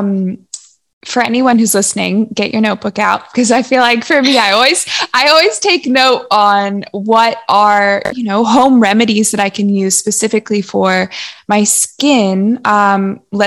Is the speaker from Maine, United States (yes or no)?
no; Los Angeles, California, United States; also born or lived in Santa Barbara; we grew up in Los Angeles and then we moved to Santa Barbara